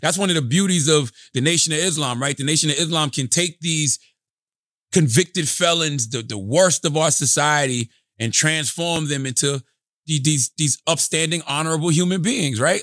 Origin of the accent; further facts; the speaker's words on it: South Carolina, United States; I'm from, I'm from the South, South Carolina